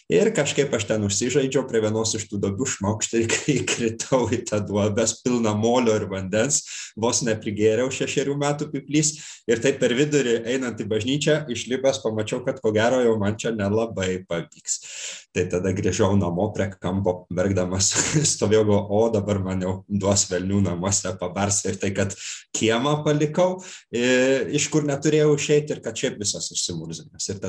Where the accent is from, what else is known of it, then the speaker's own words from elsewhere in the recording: Klaipėda, Klaipėda County, Lithuania; ten kur aš augau aš esu klaipėdietis